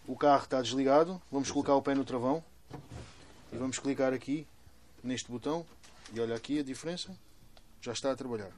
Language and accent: Portuguese; Sarilhos Pequenos, Setúbal, Portugal; eu sou de Sarilhos